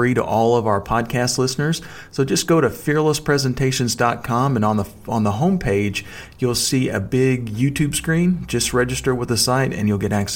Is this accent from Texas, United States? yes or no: yes; Texas, United States; accent: Texas drawl; folks find out I'm from Texas and they kind of hear my Texas drawl